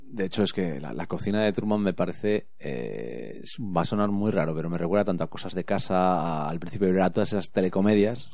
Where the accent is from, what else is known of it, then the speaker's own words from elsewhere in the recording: Spain; aquí en España